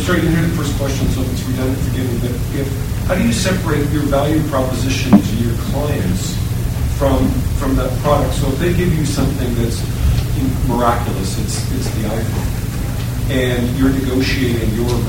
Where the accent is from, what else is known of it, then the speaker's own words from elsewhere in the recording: Canada; I'm from Canada